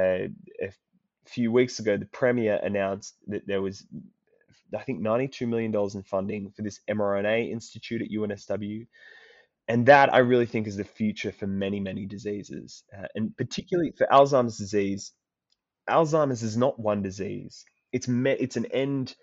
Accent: Sydney, New South Wales, Australia; moved away as an adult; now in Oxford, United Kingdom; So I grew up on the outskirts of Sydney, kind of around Dural, Cherrybrook.

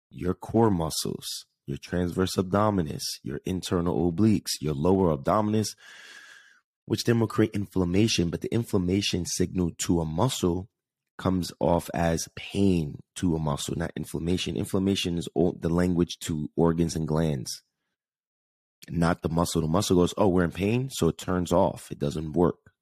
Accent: Jersey City, New Jersey, United States; moved away; New York City, New Jersey area, specifically Jersey City, my hometown

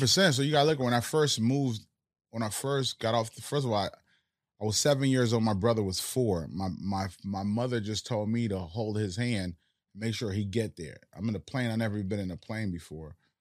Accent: Northeast, United States; first language Haitian Creole; English is a second language; also born or lived in Haiti / Florida; I grew up in the Northeast where I was around more American-speaking communities

